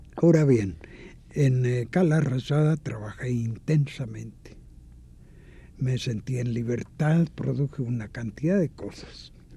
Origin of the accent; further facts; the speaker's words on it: Mexico; moved away; also born or lived in Mallorca, Spain; soy hijo de una república, soy mexicano